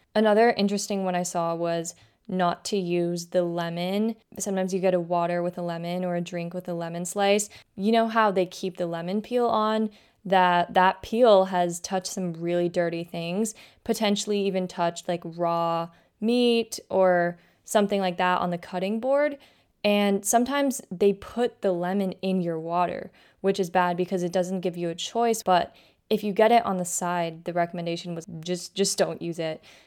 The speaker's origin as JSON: {"language": "English", "region": "West Coast", "country": "United States", "moved": "as an adult", "lives_now": "Philadelphia, United States", "said": "I'm from the West Coast"}